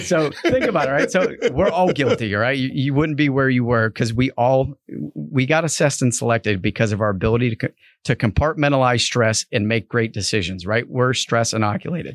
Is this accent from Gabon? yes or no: no; New England, United States; I grew up in New England